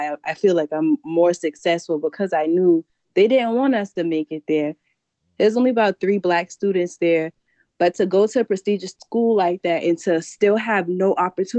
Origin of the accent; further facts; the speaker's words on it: Charleston, South Carolina, United States; I'm from Charleston, South Carolina, particularly Liberty Hill. And I have to go back to where I'm from